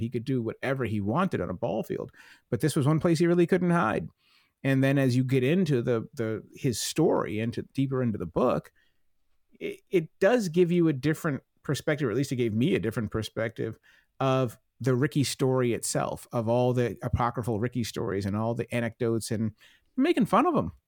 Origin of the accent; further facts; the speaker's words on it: Plymouth, Massachusetts, United States; I grew up in Plymouth